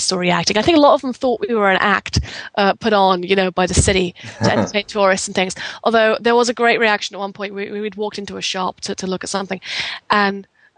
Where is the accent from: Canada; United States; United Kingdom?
United Kingdom; England; being English